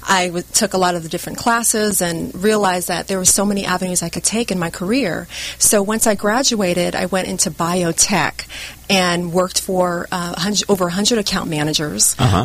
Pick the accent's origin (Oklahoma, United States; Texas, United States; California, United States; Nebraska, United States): California, United States; Oceanside; moved away as an adult; also born or lived in Seattle; now in Orange County, United States; I'm actually from San Diego.